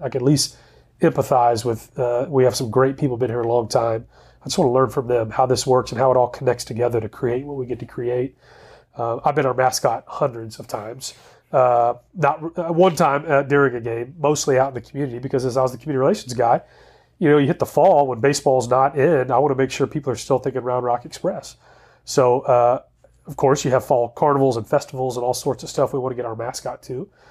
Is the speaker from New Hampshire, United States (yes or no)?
no; Dallas, Texas, United States; also born or lived in Waco, Texas; I grew up in the Dallas area